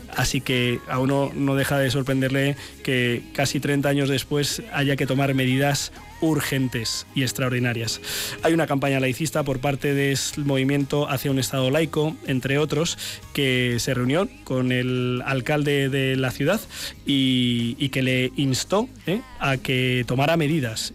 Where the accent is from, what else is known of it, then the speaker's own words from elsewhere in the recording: Ciempozuelos, Community of Madrid, Spain; en mi pueblo, en Cienpozuelos